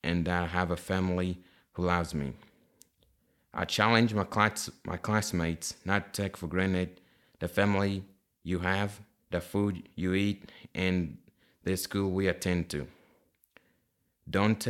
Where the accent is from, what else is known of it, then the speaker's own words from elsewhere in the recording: Kinshasa, DR Congo; moved away; I was raised in Kinshasa, the capital city of Democratic Republic of Congo